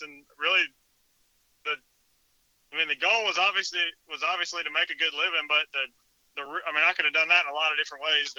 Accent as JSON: {"language": "English", "area": "Jones County", "region": "Georgia", "country": "United States", "said": "I'm from Jones County, Georgia, and I own a painting business for a living"}